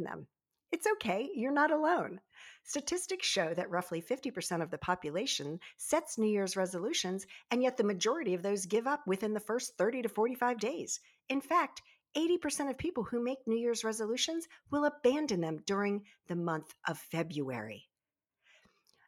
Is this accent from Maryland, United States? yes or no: yes; Baltimore Annapolis area, Maryland, United States; I grew up in the Baltimore Annapolis area